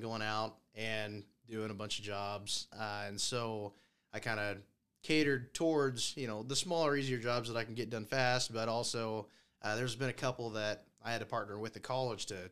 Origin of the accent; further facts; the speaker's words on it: Scott City, Kansas, United States; now in Goodland, United States; I'm originally from Scott City.